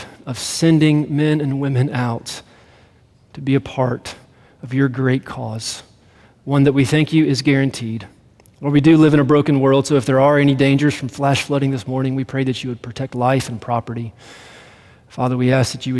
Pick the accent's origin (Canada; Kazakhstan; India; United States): United States; Greenville; moved away as an adult; now in Colorado, United States; I grew up in Greenville